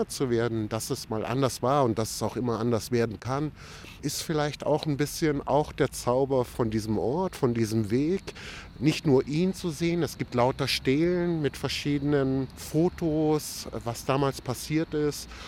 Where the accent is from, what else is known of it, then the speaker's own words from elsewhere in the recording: Croatia; now in Germany; Also in meinem Heimatdorf in den kroatischen Dinara Gebirgen waren wir so 50 Prozent Kroaten, 50 Prozent Serben. Aber wir waren natürlich trotzdem Jugoslawen und wir waren Tito-Jugoslawen.